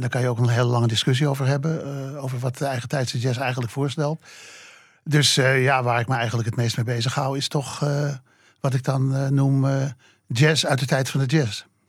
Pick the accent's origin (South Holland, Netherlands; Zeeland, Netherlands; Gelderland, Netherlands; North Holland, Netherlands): North Holland, Netherlands; Amsterdam; Ik ben opgegroeid in de Watergraafsmeer